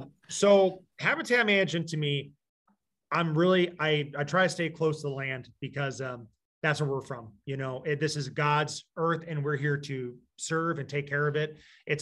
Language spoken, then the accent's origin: English; Michigan, United States; also born or lived in Iowa; I'm originally from Michigan, but we moved to Southeast Iowa, 2004.